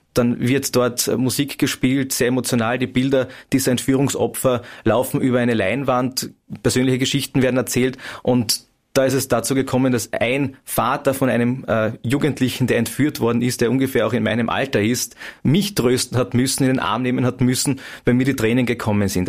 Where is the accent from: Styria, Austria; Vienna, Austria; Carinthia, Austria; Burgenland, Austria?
Carinthia, Austria; Klagenfurt; in Klagenfurt. Zum einen, weil es meine Heimatstadt ist